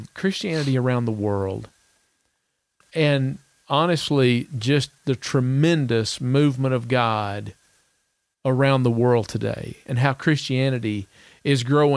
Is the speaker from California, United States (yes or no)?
no; Salmon, Idaho, United States; Salmon, Idaho